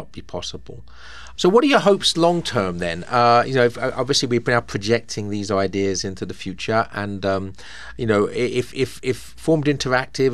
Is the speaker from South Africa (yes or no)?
no; England, United Kingdom; now in United States; I come from England, a little tiny country that's the same size as North Carolina in terms of area